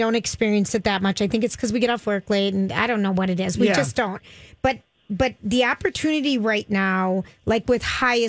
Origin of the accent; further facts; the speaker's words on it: St. Paul, Minnesota, United States; I grew up in St. Paul